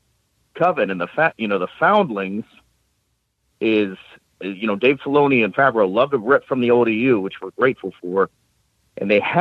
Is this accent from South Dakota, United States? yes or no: no; Columbus, Ohio, United States; I'm from Columbus